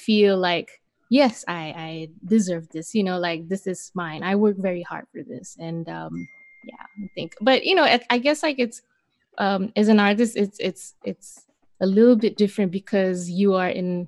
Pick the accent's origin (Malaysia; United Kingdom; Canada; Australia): Malaysia; moved away as an adult; now in Los Angeles, United States; I grew up my whole life in Malaysia